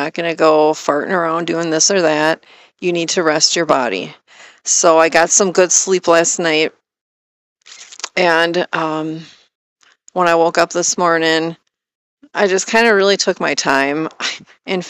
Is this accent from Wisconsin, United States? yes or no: yes; Wisconsin, United States; moved away as an adult; moving back to my home state of Wisconsin